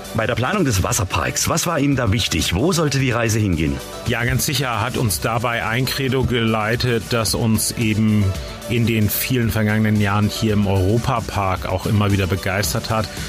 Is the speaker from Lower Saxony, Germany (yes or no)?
no; Flensburg, Schleswig-Holstein, Germany; moved away as an adult; now in Rust, Germany; Ich bin gebürtiger Flensburger